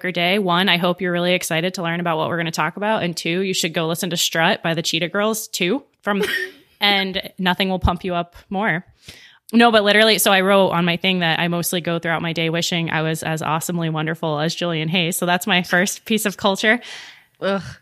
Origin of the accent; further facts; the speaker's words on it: Bangkok, Thailand; born there; I guess other fun fact about me, I was born in Thailand, uh, Bangkok, Thailand. That's where my parents started their married life.